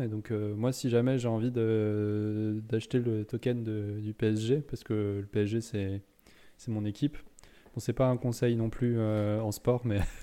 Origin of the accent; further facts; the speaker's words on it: Lyon, Auvergne-Rhône-Alpes, France; nous, on vient de Lyon